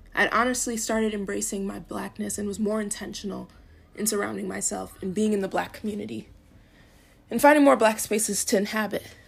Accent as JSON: {"language": "English", "town": "Farmington", "region": "Minnesota", "country": "United States", "tie": "born or raised there", "also_born_or_lived": "Eden Prairie, Minnesota / Lakeville, Minnesota", "said": "While growing up in Farmington, I always was one of the bla-, few black kids."}